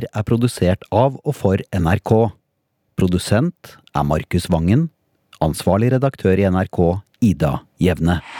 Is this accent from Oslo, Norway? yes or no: no; Innlandet, Norway; also born or lived in New York; så jeg trenger sårt perspektiv, erfaring, råd da jeg kommer fra Innlandet. Born and bred, i parentes.